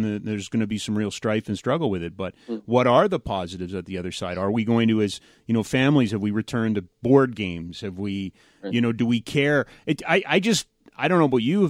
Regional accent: Calgary, Alberta, Canada; born or raised there

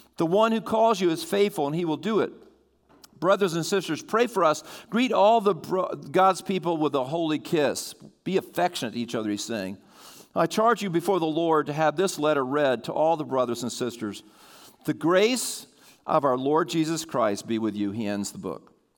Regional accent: Sussex County, Delaware, United States; I grew up in Sussex County

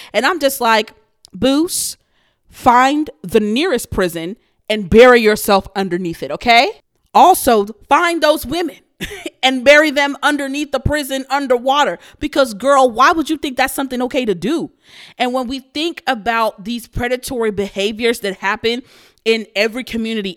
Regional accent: Houston, Texas, United States; I'm from Houston, Texas

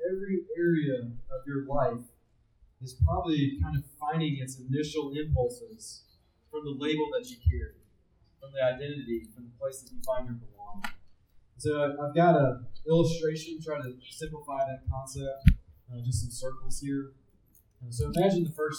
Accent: Tennessee, United States; I was raised in Tennessee

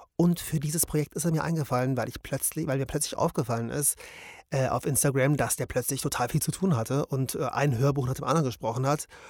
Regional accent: Munich, Bavaria, Germany; wir sind ja beide aus München

